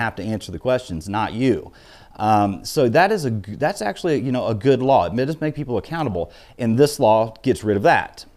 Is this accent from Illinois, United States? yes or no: yes; Illinois, United States; I was born and raised in Illinois